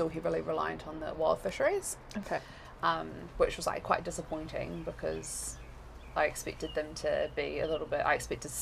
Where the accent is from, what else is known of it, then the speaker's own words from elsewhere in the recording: Whangarei, Northland, New Zealand; also born or lived in Tokyo, Japan; growing up in New Zealand, we weren't really encouraged to speak any other language except English.